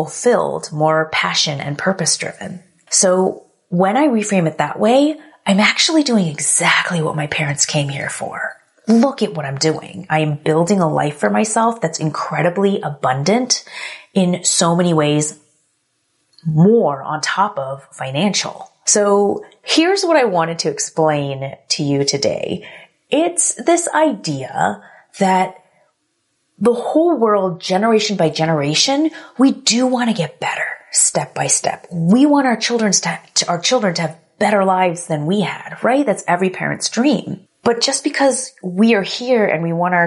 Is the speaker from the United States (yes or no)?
yes; United States; I was born here in the US, but my parents immigrated from Korea